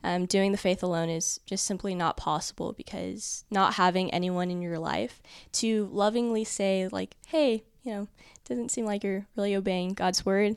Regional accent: Dallas, Texas, United States; I'm from Dallas, Texas.

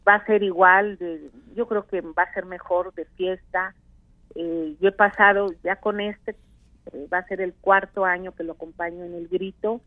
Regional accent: Veracruz, Mexico; yo soy senadora de Veracruz con licencia

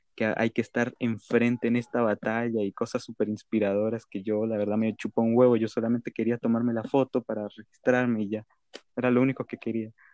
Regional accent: Colombia; acá en Colombia, en mi país

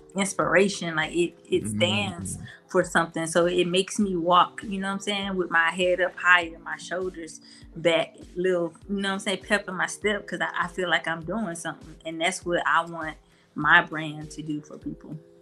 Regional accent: Mobile, Alabama, United States; I'm from Mobile

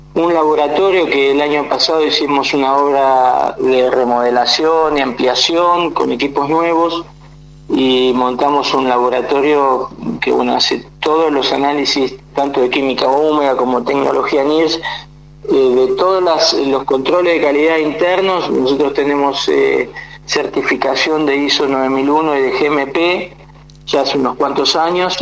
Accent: Morón, Buenos Aires Province, Argentina; yo soy de, toda la vida de zona oeste, eh, de, Morón

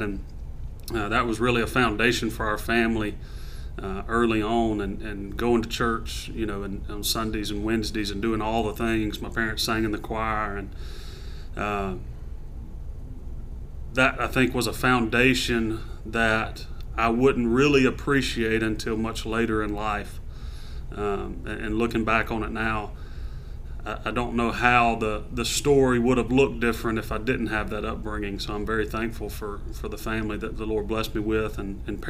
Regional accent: Monroe, Louisiana, United States; I was born and raised in Monroe, Louisiana.

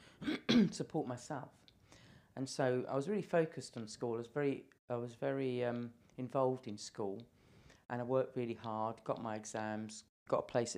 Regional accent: London, United Kingdom; moved away as an adult; now in Isle of Wight, United Kingdom; I wasn't born on the island. I was born in London. London was great. I mean, I really loved living in London

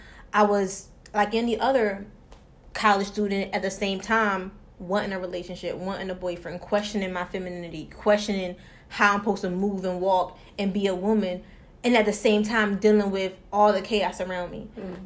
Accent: Philadelphia, Pennsylvania, United States; born there; now in Atlanta, United States; Okay, well, I was born in Philly. You know, mom and dad was married at one point in time. My dad was always in and out of jobs, so we moved to Atlanta. I've been there for 10 years.

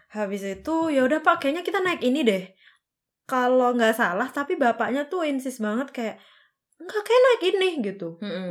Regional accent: Tulungagung, East Java, Indonesia; moved away as an adult; now in Germany; aku dari Jawa Timur kota paling selatan oh. namanya Tulungagung

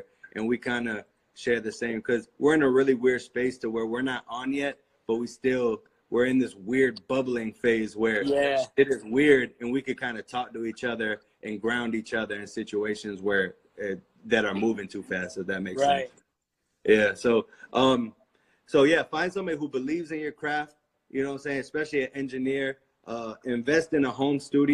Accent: United States; I'm just as American as they are. You know, I was born here. 100%. I've never lived anywhere else.

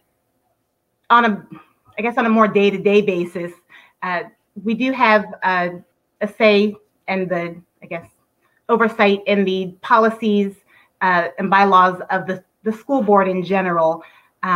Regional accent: Virginia Beach, Virginia, United States; I am almost a lifelong Virginia Beach resident. I grew up in Virginia Beach.

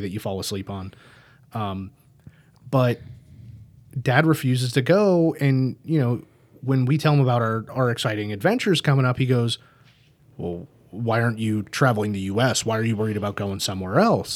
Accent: United States; we're American

